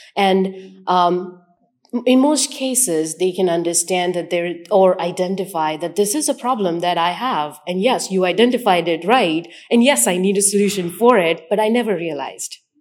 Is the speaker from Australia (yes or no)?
no; India; moved away as an adult; now in United States; I was born in India, so I come from, um, a background of, um, large amount of cultures